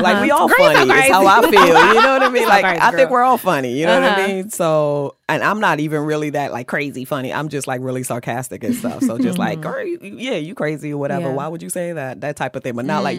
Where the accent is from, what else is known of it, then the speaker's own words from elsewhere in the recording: Maryland, United States; moved away as an adult; I moved to New York from Maryland after I finished high school to go to FIT to go into fashion design.